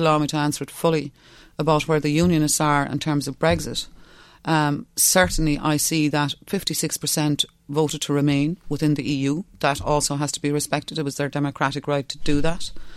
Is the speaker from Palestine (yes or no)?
no; West Cork, Munster, Ireland; first language Irish; English is a second language; I'm from West Cork. I'm from a Gaeltacht. I'm going to be hmm. very strong in the language. I had to learn English when I was four.